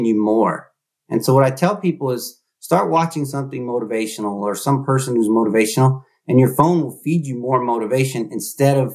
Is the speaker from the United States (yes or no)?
yes; Bay Area, California, United States; I'm here in the Bay Area. I grew up here in the Bay Area